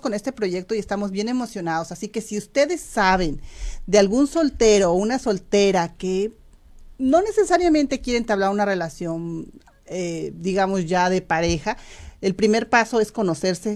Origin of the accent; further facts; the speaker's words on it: Mexico; moved away as an adult; now in United States; yo hablo por los mexicanos porque pues soy mexicana